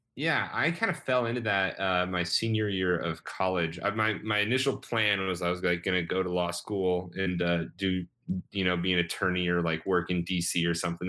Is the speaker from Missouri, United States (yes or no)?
yes; Rogersville, Missouri, United States; moved away as an adult; now in Chicago, United States; I grew up in Rogersville, Missouri, which is outside of Springfield, Missouri